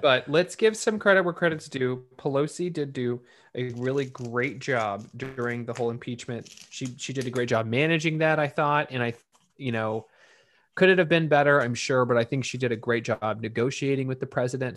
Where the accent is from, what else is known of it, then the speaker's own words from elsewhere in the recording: Texas, United States; My home state